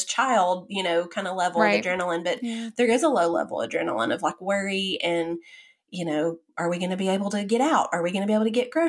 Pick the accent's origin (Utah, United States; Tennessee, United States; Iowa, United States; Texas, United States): Tennessee, United States; Chattanooga; moved away; my hometown of Chattanooga